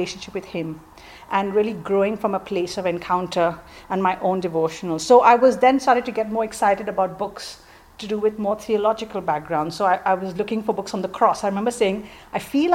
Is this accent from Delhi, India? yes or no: no; Mumbai, Maharashtra, India; moved away as an adult; now in England; I grew up in Mumbai, in India